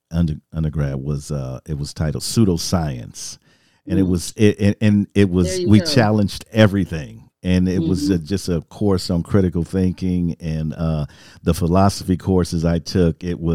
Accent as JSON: {"language": "English", "town": "Milwaukee", "region": "Wisconsin", "country": "United States", "tie": "born or raised there", "said": "I went to Dominican High School. I grew up in Milwaukee."}